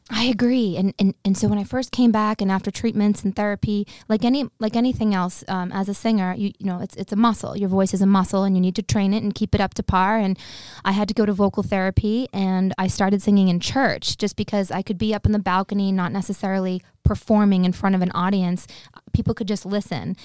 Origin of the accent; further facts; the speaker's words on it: Boston, Massachusetts, United States; I'd say, "Boston."